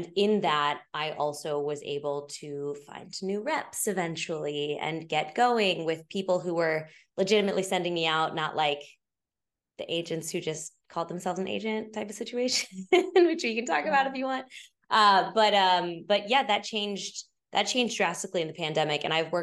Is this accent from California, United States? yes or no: no; Kansas, United States; born there; also born or lived in Missouri / Oklahoma / Illinois; I went to Missouri State, but I was born in Kansas. We moved all the time. So I'm like Kansas, Missouri, Oklahoma, Illinois. I went back to Missouri State for college. Full Midwest kid